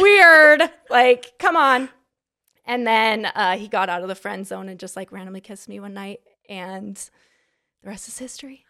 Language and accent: English; Sandy, Utah, United States; I am from Salt Lake City, Utah. Sandy